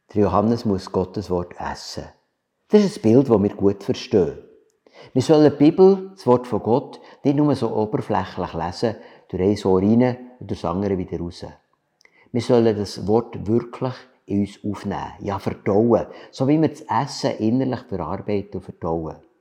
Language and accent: German; Switzerland; wir als Schweizer